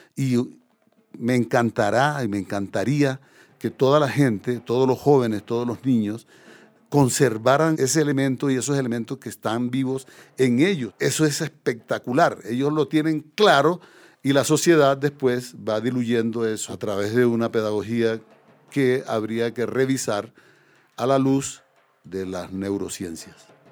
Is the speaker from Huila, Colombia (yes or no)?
no; Córdoba, Colombia; moved away as an adult; also born or lived in Paris, France; de Córdoba, digamos la región donde yo nací